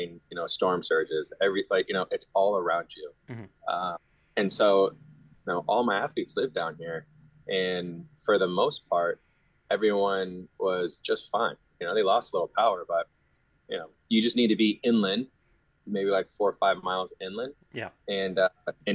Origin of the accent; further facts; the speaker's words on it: Florida, United States; I grew up in Florida